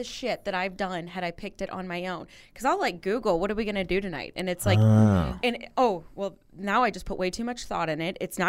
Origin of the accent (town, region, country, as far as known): Mitchell, Illinois, United States; born or raised there; also born or lived in Mississippi